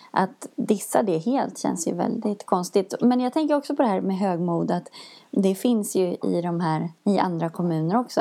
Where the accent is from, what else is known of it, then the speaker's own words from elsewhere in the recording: Sweden; vi i Sverige